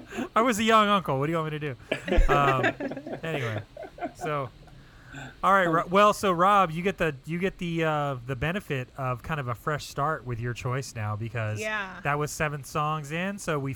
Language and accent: English; Pasadena, California, United States; I was born in 1975 in Pasadena